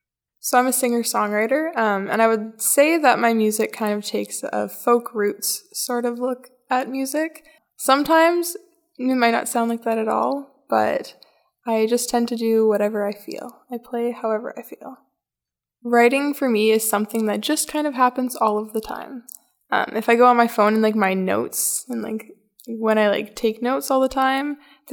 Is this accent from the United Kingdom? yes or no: no; Red Rock, Ontario, Canada; I'm from Red Rock, Ontario, a really small little town, the hometown of Live from the Rock Folk Festival.